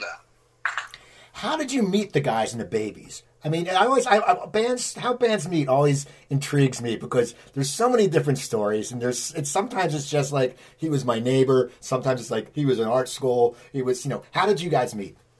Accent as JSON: {"language": "English", "region": "East Coast", "country": "United States", "tie": "born or raised there", "also_born_or_lived": "Burbank, California", "said": "I grew up on the East Coast"}